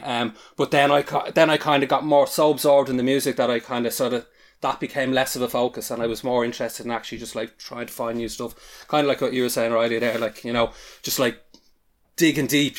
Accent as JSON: {"language": "English", "country": "Ireland", "accent": "Irish", "said": "you can probably tell from my accent, accent that I'm Irish"}